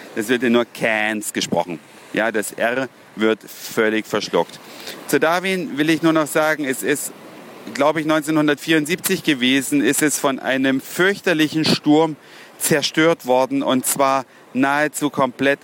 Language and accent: German; Germany; now in Australia; wir in Deutschland